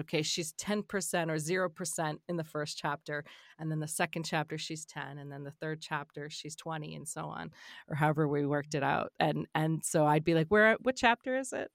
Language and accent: English; the Maritimes, Canada; I'm not from Cape Breton. I'm from the Marit-, the Maritimes, but I'm not from Cape Breton.